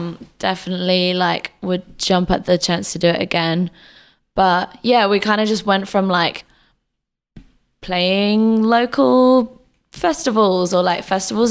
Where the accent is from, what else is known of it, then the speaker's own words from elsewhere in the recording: Derby, East Midlands, United Kingdom; I guess growing up in England was like very Britpop and rock and stuff.